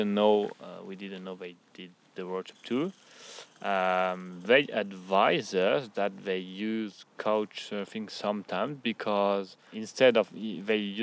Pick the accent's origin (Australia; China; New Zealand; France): France; also born or lived in Strasbourg; We are both coming from France